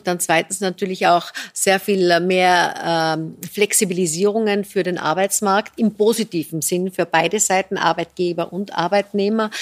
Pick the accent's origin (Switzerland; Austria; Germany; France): Austria; bei uns in Österreich